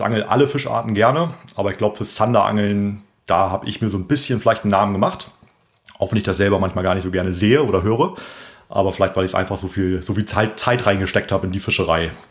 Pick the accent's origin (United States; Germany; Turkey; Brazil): Germany; Bremen; Ich bin auch äh, Bremer Umländer